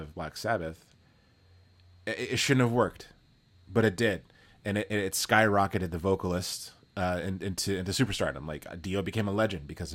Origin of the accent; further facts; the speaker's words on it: Texas, United States; I come from Texas